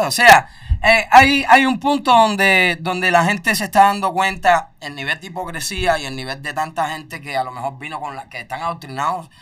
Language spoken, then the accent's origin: Spanish; Cuba; moved away as an adult; now in United States; salí de Cuba